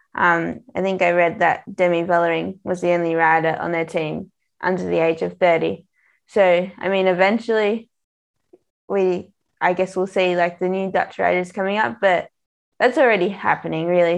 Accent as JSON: {"language": "English", "country": "Australia", "said": "I'm Australian"}